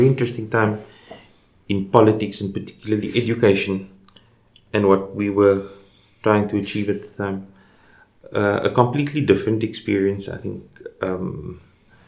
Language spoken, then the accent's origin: English; Cape Town, Western Cape, South Africa; I'm just a young man who was born and lived in Cape Town all my life. I was born in Elsie's River